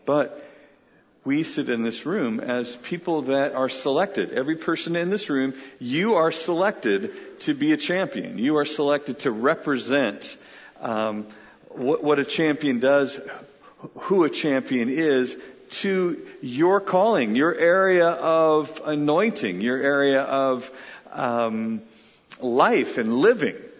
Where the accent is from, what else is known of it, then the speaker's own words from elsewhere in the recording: United Kingdom; I'm British